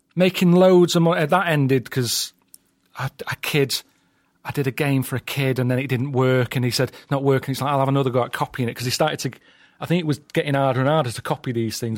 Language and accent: English; Sale, North West England, United Kingdom; South Manchester, place called Sale